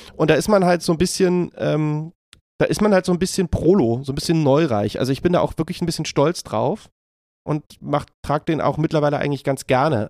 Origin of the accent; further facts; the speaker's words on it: Berlin, Germany; ich bin ähm, ja in Berlin aufgewachsen, geboren und äh, lebe hier immer noch